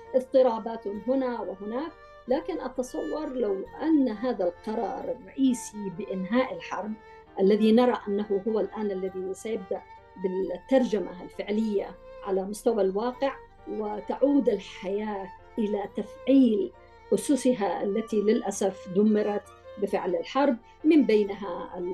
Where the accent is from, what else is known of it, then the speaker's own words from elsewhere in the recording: Yemen; نحن كمجتمع يمني